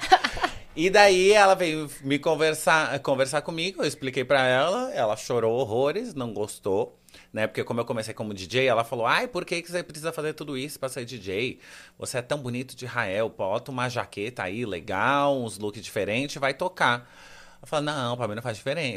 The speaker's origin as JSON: {"language": "Portuguese", "town": "Santos", "region": "São Paulo", "country": "Brazil", "tie": "born or raised there", "moved": "yes", "said": "Então, eu cresci em Santos, nasci e cresci em Santos"}